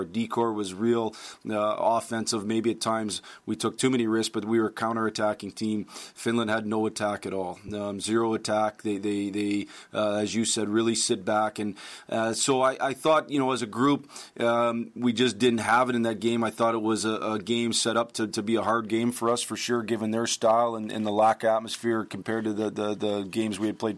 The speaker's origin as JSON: {"language": "English", "country": "United States", "said": "I'm proud to be an American"}